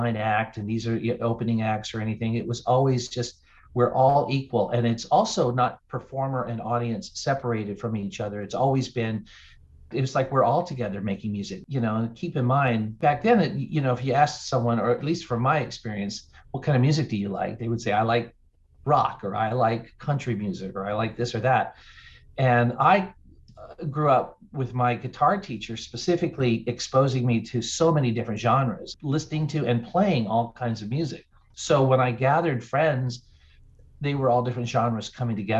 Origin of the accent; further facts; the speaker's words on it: North Carolina, United States; also born or lived in Denver, Colorado / Charlotte, North Carolina; I grew up in North Carolina, but was living in Denver